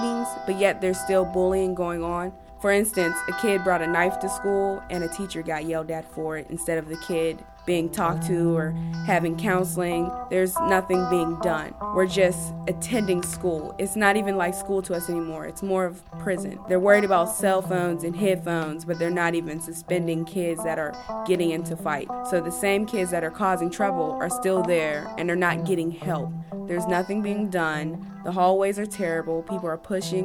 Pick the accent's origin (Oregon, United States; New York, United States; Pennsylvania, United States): Pennsylvania, United States; Wilkinsburg; I want to say I'm from Wilkinsburg.